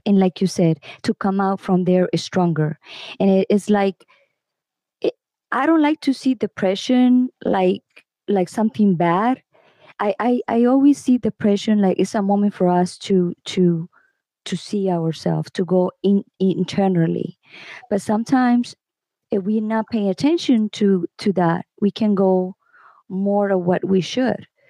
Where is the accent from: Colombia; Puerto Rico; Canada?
Colombia; I am from Colombia.